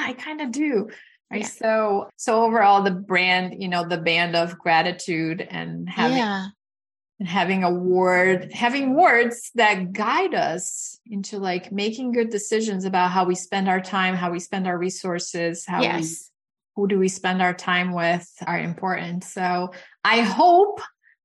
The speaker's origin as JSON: {"language": "English", "country": "Brazil", "tie": "born or raised there", "moved": "yes", "said": "I grew up in Brazil and I grew up with very limited resources"}